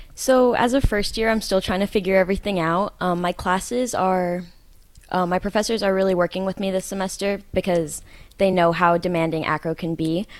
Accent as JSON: {"language": "English", "area": "the Bay Area", "region": "California", "country": "United States", "moved": "as an adult", "lives_now": "Hawaii, United States", "said": "I come from California, uh, the Bay Area"}